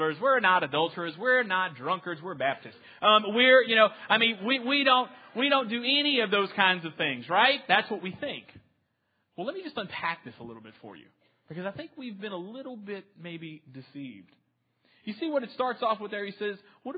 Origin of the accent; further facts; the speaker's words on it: New Orleans, Louisiana, United States; now in Texas, United States; I'm originally from New Orleans